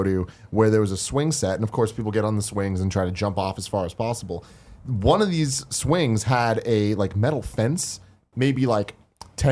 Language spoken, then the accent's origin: English; San Francisco, California, United States; we're from San Francisco, so we're like, it's straight up city